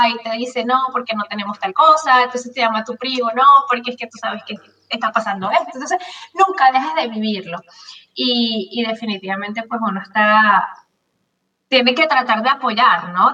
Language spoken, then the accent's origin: Spanish; Venezuela; moved away as an adult; now in Miami, United States; yo tengo 22 años acá en los Estados Unidos, vengo de Venezuela